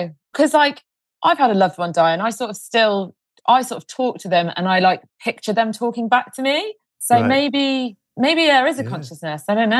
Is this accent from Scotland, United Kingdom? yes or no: no; Leamington Spa, West Midlands, United Kingdom; In Leamington Spa.